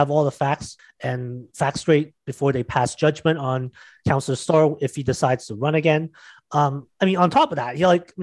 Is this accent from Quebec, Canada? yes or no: no; Mississauga, Ontario, Canada; my hometown of Mississauga